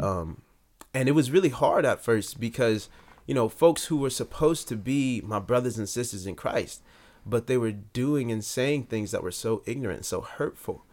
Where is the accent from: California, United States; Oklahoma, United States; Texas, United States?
California, United States; Long Beach; I was born and raised in Long Beach, California